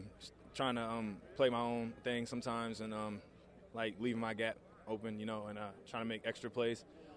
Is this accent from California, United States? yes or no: no; Harrisburg, Pennsylvania, United States; also born or lived in Philadelphia, Pennsylvania; I was born in Philly and moved to Harrisburg. All my family's from Philly.